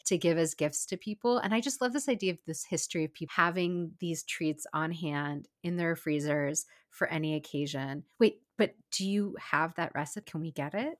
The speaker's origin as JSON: {"language": "English", "town": "Seattle", "region": "Washington", "country": "United States", "tie": "born or raised there", "said": "Seattle, my hometown"}